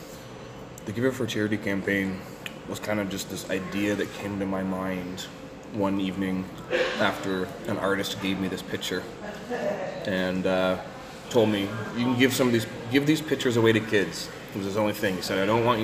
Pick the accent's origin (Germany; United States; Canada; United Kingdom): Canada; as a Canadian independent wrestler.